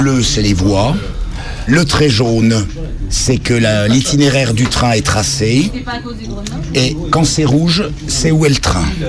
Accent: Jura, Bourgogne-Franche-Comté, France; moved away as an adult; now in Lyon, France; Je suis originaire du Jura

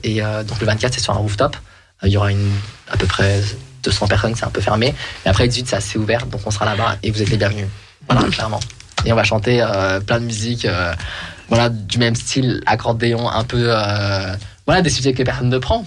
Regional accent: France; je suis né en France

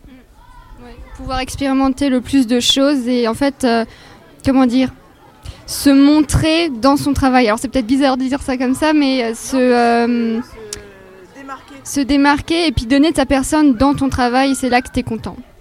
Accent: Moselle, Grand Est, France; je viens de Moselle

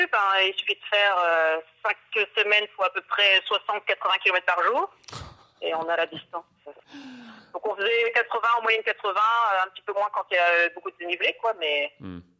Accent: Tourcoing, Hauts-de-France, France; moved away; also born or lived in Brittany; alors moi, je suis originaire du nord de la France, hein, je ne suis pas du tout bretonne. Donc j'étais euh, dans un gros lycée général dans la ville de Tourcoing, Tourcoing

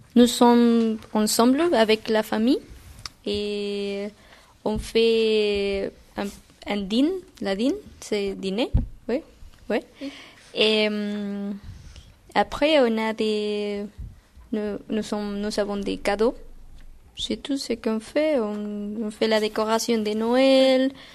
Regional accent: Guatemala; French is a second language; moved away as an adult; now in France; je viens de Guatemala

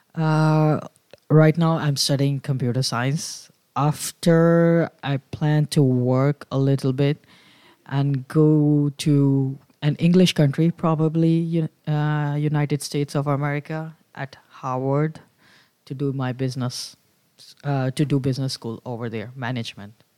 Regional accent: New Delhi, Delhi, India; moved away as an adult; now in Caen, France; I come from India, and the city is called New Delhi. It's the capital of India.

